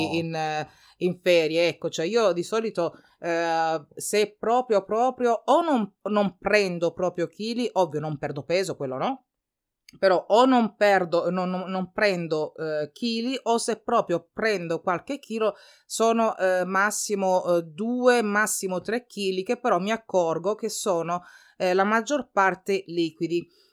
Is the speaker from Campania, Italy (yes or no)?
no; Calabria, Italy; moved away; io parlo della, della, Calabria, di come si usa dalle mie parti